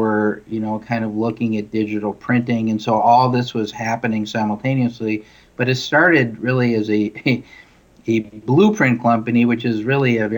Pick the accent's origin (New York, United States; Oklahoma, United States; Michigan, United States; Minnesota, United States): Minnesota, United States; Duluth; also born or lived in Washington, D.C.; I grew up in Duluth